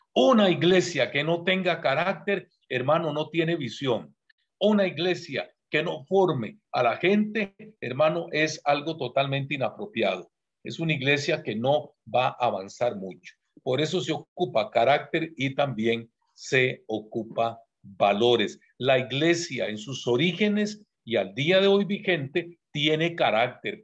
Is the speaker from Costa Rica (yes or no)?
yes; Costa Rica; also born or lived in San José, Costa Rica; Yo soy de Costa Rica, vivo en San José, que es la capital, pero vine a dar un congreso aquí en Colombia, Bogotá